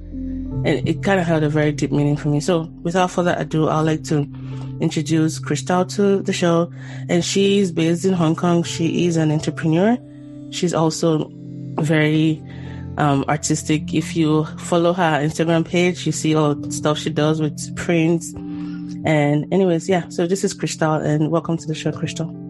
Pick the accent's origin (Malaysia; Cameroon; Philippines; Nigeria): Nigeria; I'm Nigerian